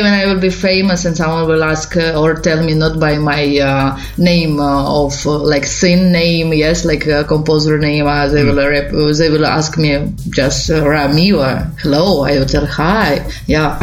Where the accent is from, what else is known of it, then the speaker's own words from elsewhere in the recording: Odesa, Odesa Oblast, Ukraine; English is a second language; moved away as an adult; also born or lived in Kyiv, Ukraine; now in Italy; Originally, I'm from Ukraine, from city Odessa. But I lived last years in Kyiv capital